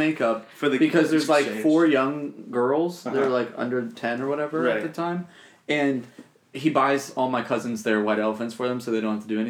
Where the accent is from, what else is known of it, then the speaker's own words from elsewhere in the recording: New Jersey, United States; moved away; my whole family, like we're from New Jersey